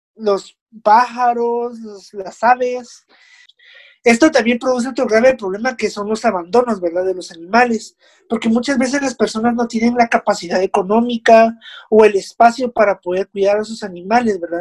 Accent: Guatemala; Nosotros como ciudadanos guatemaltecos responsables

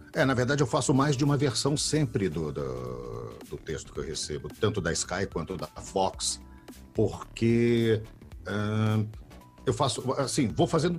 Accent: São Paulo, Brazil; also born or lived in Belo Horizonte, Minas Gerais; Eu sou de BH, nasci em Belo Horizonte, vim para São Paulo com dois anos, três anos de idade, já estou paulista

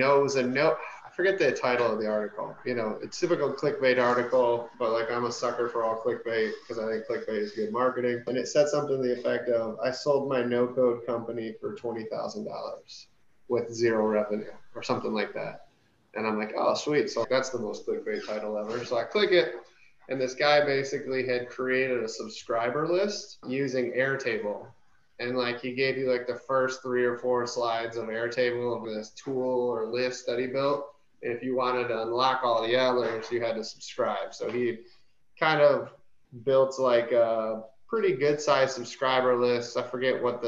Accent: Michigan, United States; moved away as an adult; now in Dallas, United States; I live here in Dallas. I'm from Michigan originally.

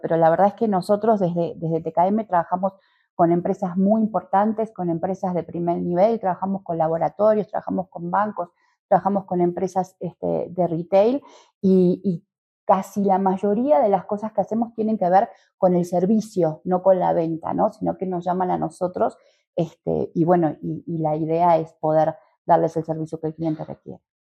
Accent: Uruguay; moved away as an adult; also born or lived in Montevideo / Argentina; now in Mexico; soy uruguaya, em, aunque he vivido bastante tiempo en Argentina y ya hace bastante que estoy en México también

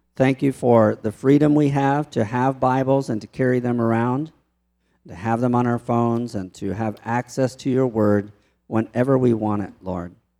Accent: Baltimore, Maryland, United States; moved away; also born or lived in Mexico; I grew up in Baltimore

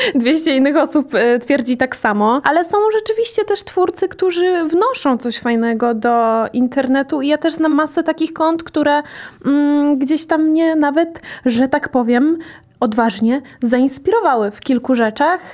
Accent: Łódź Voivodeship, Poland; E, ja jestem z Podłodzi

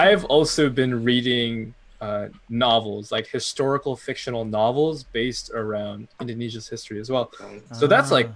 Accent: San Francisco, California, United States; I was born and raised in San Francisco.

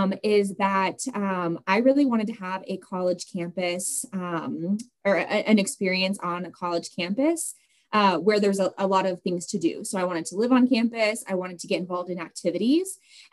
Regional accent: Seattle, Washington, United States; moved away as an adult; now in Flagstaff, United States; I grew up in the Seattle area

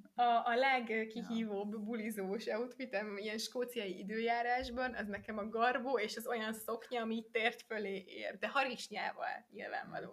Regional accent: Hungary; moved away as an adult; tudom, hogy magyar vagyok, meg azon a, azon a útlevelemben

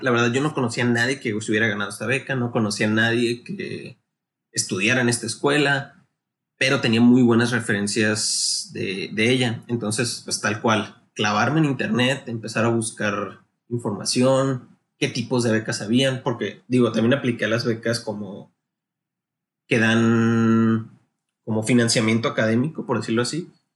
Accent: Navojoa, Sonora, Mexico; also born or lived in Guadalajara, Jalisco; yo soy originario aquí de Navajo, Sonora

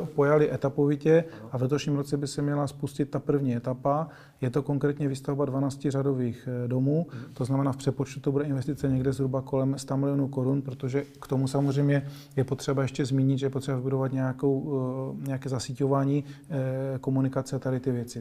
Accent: Moravian-Silesian Region, Czechia; moved away as an adult; also born or lived in Prague; já teda jsem původem eh, taky ze Severní Moravy

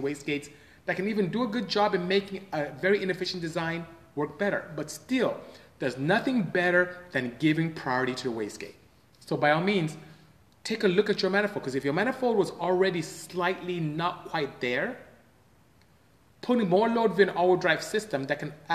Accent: Nigeria; now in United States; I come from West Africa, from Nigeria.

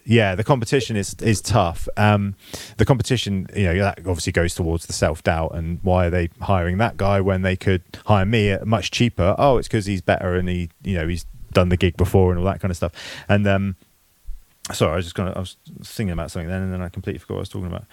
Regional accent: England, United Kingdom; being English

